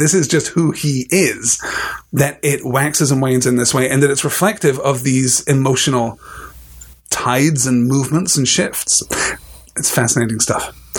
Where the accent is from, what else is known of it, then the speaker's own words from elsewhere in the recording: United Kingdom; as a British person